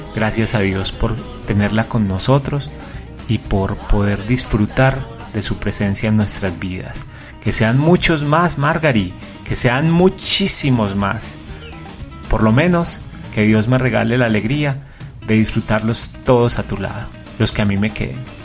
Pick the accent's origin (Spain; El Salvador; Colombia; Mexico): Colombia; queremos hacerle un homenaje a nuestra tierra, a Colombia